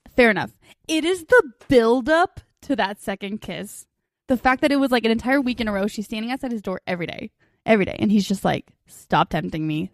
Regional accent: United States; we're American

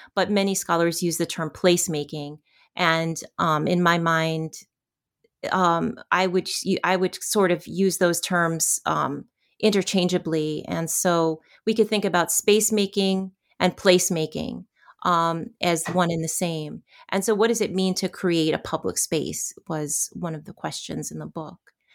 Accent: United States; as American women

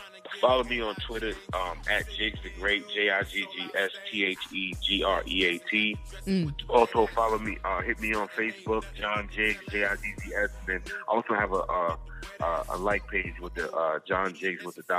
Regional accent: Long Island, New York, United States; also born or lived in Poughkeepsie, New York; I'm from Long Island, I was actually born upstate in Poughkeepsie, New York

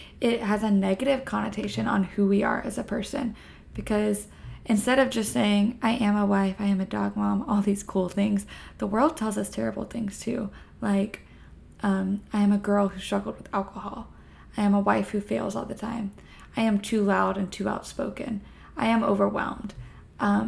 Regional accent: Florida, United States; now in Texas, United States; I am a Texan at the moment, I am from Florida

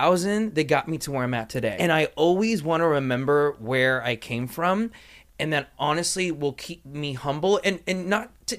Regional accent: Los Angeles, California, United States; born and raised in Los Angeles, went to USC

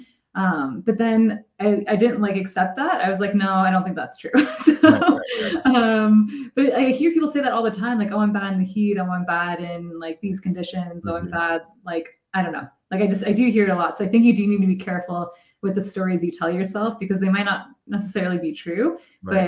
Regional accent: Midwest, United States; I grew up in the Midwest

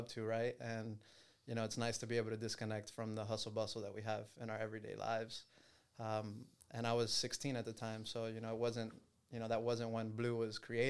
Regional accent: Miami, Florida, United States; I was born and raised in Miami, grew up here, still live here.

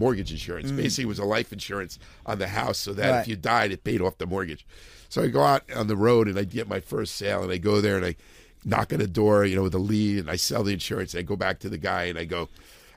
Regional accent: Edison, New Jersey, United States; also born or lived in New Brunswick, New Jersey; I was born in New Brunswick, but I grew up in Edison.

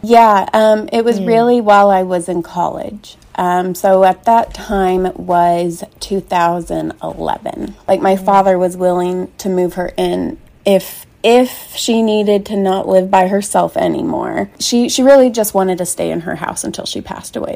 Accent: Kansas City, United States; I'm from Kansas City

